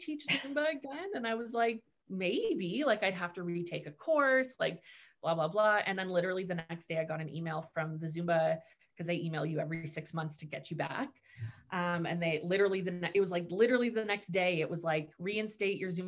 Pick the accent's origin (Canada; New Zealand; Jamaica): Canada; Markham, Ontario; moved away as an adult; also born or lived in Oshawa; now in Bowmanville, Canada; I'm from Markham